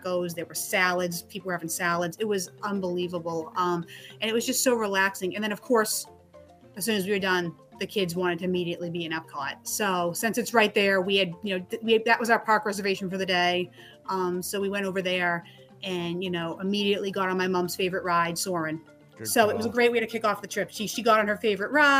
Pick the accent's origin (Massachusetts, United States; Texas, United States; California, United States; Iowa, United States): Massachusetts, United States; Boston; I'm from New England and, you know, Boston